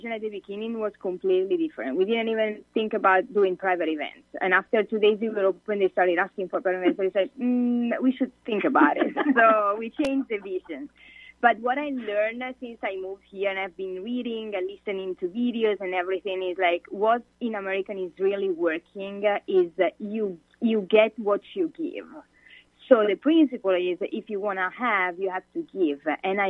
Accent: Italy; English is a second language; moved away as an adult; I moved here from Italy 4.5 years ago because I wanted to improve my English. And I'm a citizen in Italy.

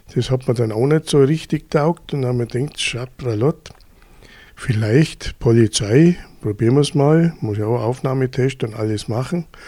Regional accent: Füssen, Bavaria, Germany; Ich bin aufgewachsen in Füssen

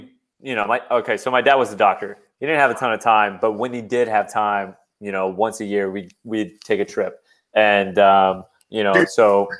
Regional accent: Florida, United States; also born or lived in San Diego, California; I was born in California. Parents split. Went with my mother all the way over to Florida. That's where I grew up. So I was actually born in California.

